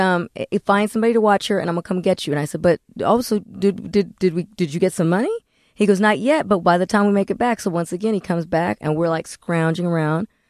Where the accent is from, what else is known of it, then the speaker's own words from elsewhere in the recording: Corona, California, United States; I'm from Corona, California